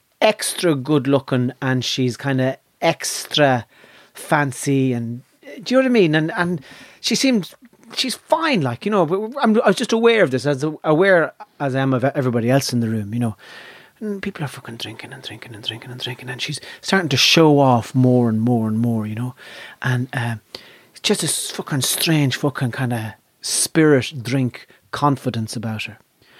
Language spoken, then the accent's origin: English; Ireland; And being Irish... That part of your brain never closes over.